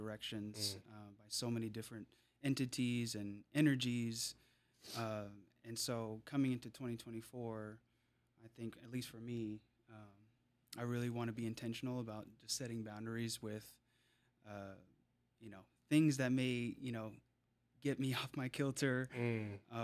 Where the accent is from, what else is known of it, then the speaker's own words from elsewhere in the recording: Seattle, Washington, United States; I grew up bouncing around South Seattle, splitting time between Beacon Hill and Tukwila.